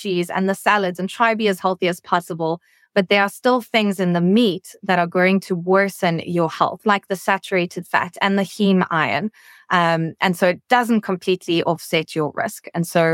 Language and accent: English; South Africa; moved away as an adult; now in Washington, D.C., United States; my home country is South Africa, right at the tip of Africa. And I have only been in Washington, D.C. now for about 3 months